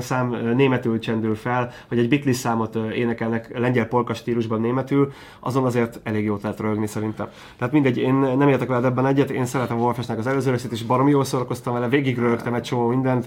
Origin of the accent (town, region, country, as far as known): Hungary